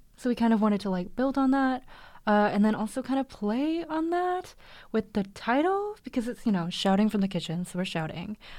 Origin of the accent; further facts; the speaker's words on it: Vancouver, British Columbia, Canada; I've grown up in Vancouver, lived here my whole life